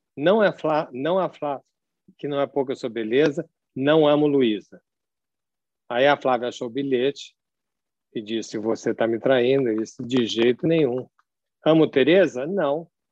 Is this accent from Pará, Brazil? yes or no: no; São Paulo, Brazil; accent: partly Rio; eu sou paulista, embora tenha um sotaque com o pé no Rio, porque eu venho de uma mescla familiar